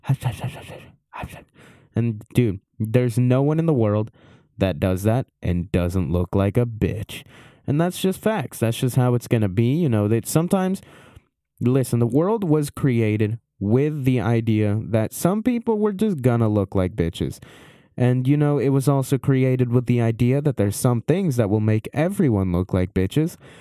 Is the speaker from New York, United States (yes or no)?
no; Maryland, United States; I was born in Maryland